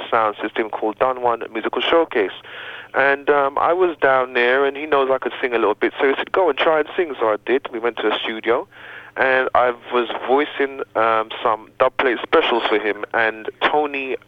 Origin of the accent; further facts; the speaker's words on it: London, United Kingdom; I was born in 1967 in London, England, of Jamaican parentage